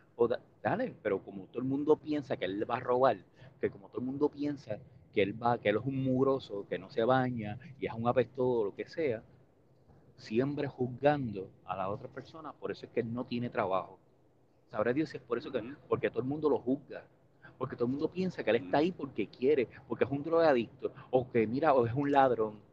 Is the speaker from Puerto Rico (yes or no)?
yes; Puerto Rico; gracias a Estados Unidos no somos Cuba, no somos Haití, no somos República Dominicana.